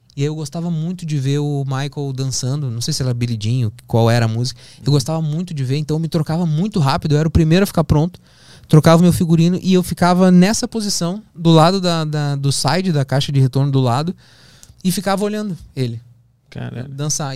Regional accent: Porto Alegre, Rio Grande do Sul, Brazil; moved away; also born or lived in São Paulo; eu sou de Porto Alegre, eu tô aqui em São Paulo

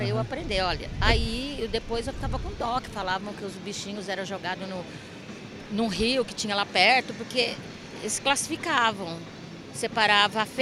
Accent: Pereira Barreto, São Paulo, Brazil; eu sou de Pereira Barreto, eu estudei em Pereira Barreto, Guararapes.

